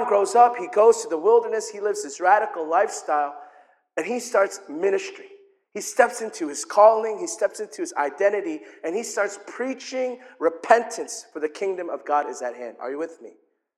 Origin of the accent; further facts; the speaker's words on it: South Korea; I'm from Korea.